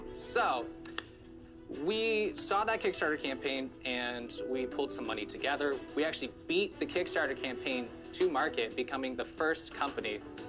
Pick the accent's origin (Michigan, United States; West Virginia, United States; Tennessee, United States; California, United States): California, United States; Santa Clarita; also from Santa Clarita, California.